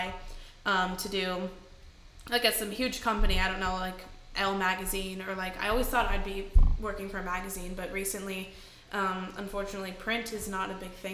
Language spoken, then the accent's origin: English; Kansas City, United States; moved away; also born or lived in Nashville; I'm from Kansas City. Well, outside of Kansas City, but I moved to Nashville about, like, 8 years ago